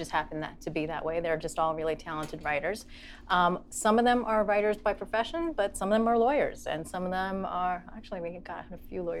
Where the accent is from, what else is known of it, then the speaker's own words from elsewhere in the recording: New York City, New York, United States; We're from Queens. Everyone's Jewish.